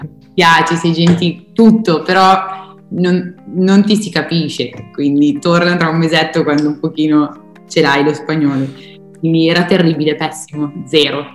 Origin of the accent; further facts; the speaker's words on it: Podenzano, Emilia-Romagna, Italy; vengo da Podenzano